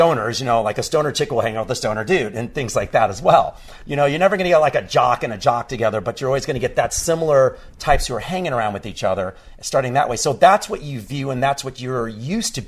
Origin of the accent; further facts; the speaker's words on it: Texas, United States; growing up in Texas.